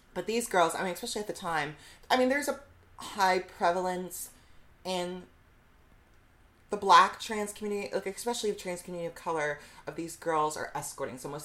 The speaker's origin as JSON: {"language": "English", "town": "Fort Wayne", "region": "Indiana", "country": "United States", "moved": "yes", "lives_now": "New York City, United States", "said": "I'm from Fort Wayne, Indiana"}